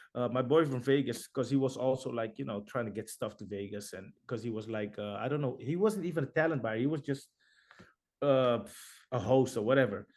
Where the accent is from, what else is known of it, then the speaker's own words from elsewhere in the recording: Netherlands; we're from Holland